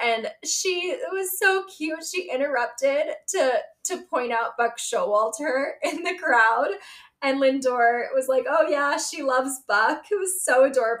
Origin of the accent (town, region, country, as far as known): Pittsburgh, Pennsylvania, United States; born or raised there